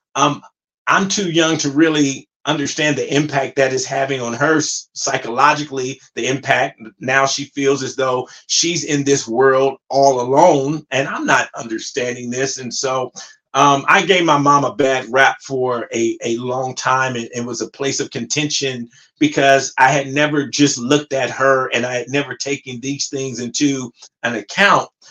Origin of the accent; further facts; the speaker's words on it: Compton, California, United States; also born or lived in Pasadena, California; I'm originally from um, Compton, California, and I grew up in Compton back in the 80s